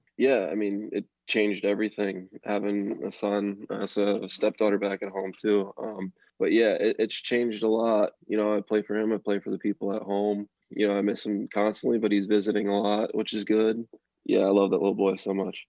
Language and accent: English; Reading, Pennsylvania, United States; I had the Reading Phillies in my hometown, the Phillies Double A team.